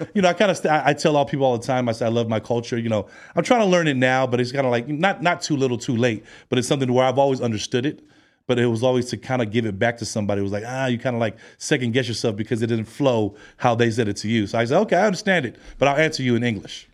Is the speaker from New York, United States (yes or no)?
no; San Francisco, California, United States; also born or lived in Long Beach, California; now in Hawaii, United States; I'm of Hawaiian descent. I'm from San Francisco, California.